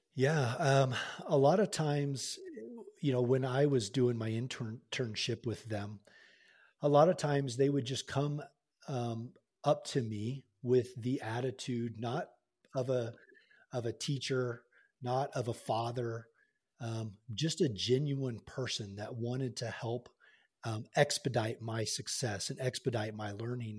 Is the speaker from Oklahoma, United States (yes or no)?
yes; Tulsa, Oklahoma, United States; moved away as an adult; I was born and raised in Tulsa, Oklahoma